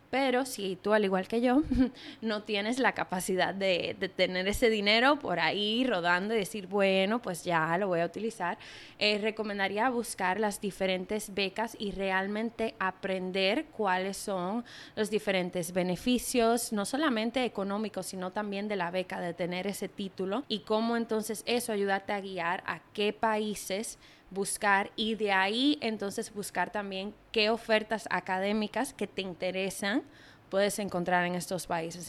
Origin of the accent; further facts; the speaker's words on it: Dominican Republic; moved away; also born or lived in New York; todos somos dominicanos y dominicanas